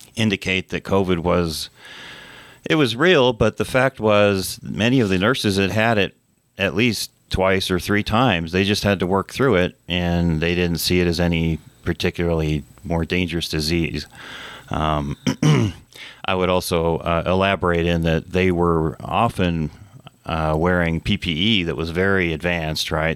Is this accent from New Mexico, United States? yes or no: yes; New Mexico, United States; also born or lived in Santa Fe, New Mexico / Taos, New Mexico / Las Cruces, New Mexico / Rio Rancho, New Mexico; I've been a uh, lifelong um, citizen of New Mexico. Uh, I went to elementary school in Santa Fe, uh, junior high, high school in Taos